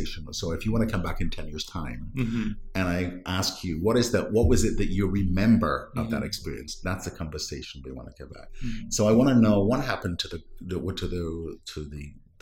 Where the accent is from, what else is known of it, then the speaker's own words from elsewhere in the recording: Wales, United Kingdom; first language Welsh; English is a second language; now in Santa Clara, United States; My native language is not English, it's Welsh